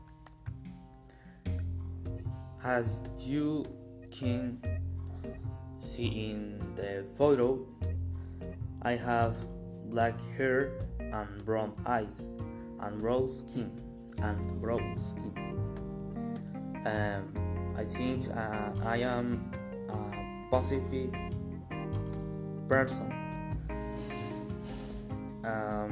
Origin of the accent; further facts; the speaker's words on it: Mexico; English is a second language; I am Mexican. I'm from Mexico.